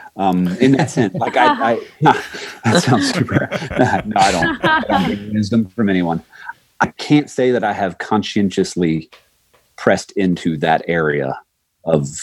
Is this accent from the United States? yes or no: yes; Florida, United States; moved away; I'm from Florida